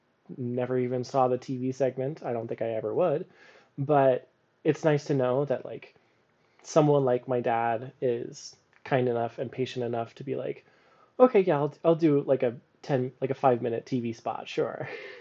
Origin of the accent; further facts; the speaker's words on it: Japan; So the thing about growing up in Japan is that when you're a little white kid and you go to Japanese preschool, you learn the hiragana